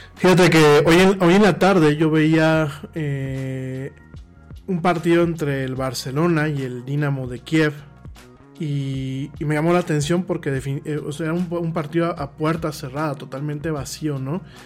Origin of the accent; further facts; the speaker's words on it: Mexico; aquí en México